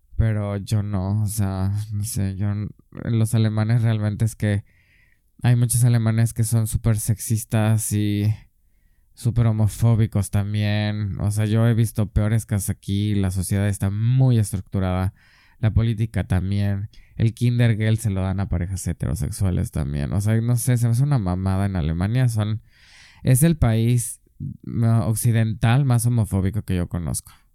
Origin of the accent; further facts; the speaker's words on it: San Miguel de Allende, Guanajuato, Mexico; moved away as an adult; also born or lived in Mexico City, Mexico / Erfurt, Germany; now in Berlin, Germany; soy de San Miguel de Allende